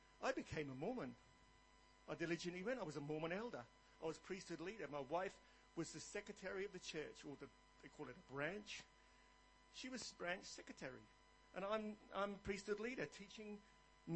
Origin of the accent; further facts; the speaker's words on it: England, United Kingdom; moved away as an adult; now in Australia; I started off in the Church of England because I was born in England.